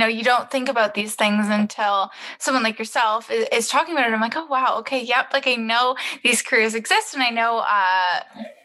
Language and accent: English; Toronto, Ontario, Canada; I'm from the Toronto area